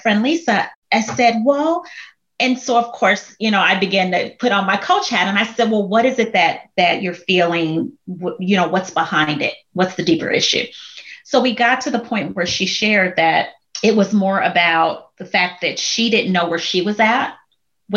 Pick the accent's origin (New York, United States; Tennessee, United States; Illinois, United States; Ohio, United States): Illinois, United States; Chicago; moved away as an adult; also born or lived in Minnesota; now in Texas, United States; I've born and raised in Chicago, moved to Minnesota, came to Texas